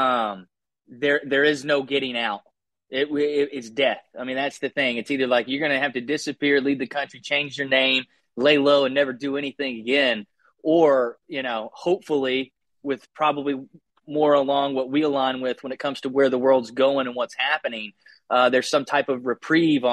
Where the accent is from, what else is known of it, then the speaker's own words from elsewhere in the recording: Southeast, United States; moved away as an adult; also born or lived in Austin, Texas / New York City; I grew up in the Southeast